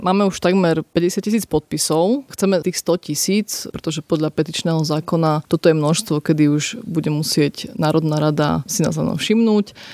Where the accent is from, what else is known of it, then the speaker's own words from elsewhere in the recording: Podčergovie, Prešov Region, Slovakia; ja som z Podčergova